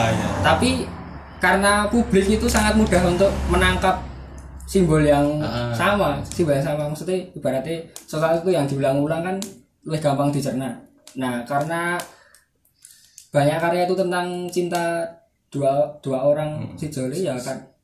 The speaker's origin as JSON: {"language": "Indonesian", "region": "Java", "country": "Indonesia", "accent": "medok (thick Javanese)", "said": "aku kan wong medok ngene"}